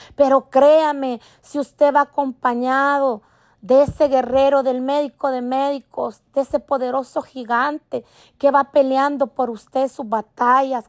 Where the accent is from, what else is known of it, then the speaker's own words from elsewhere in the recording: El Salvador; now in Maryland, United States; pude regresar a visitar a mi gente en mi país, El Salvador, como les decía, yo soy salvadoreña